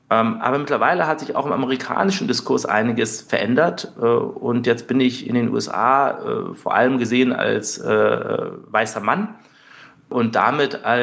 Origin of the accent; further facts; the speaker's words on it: Munich, Bavaria, Germany; also ich bin äh, zum Teil in München aufgewachsen mhm. und dann eben auch zum Teil in kleineren Städten und in Dörfern.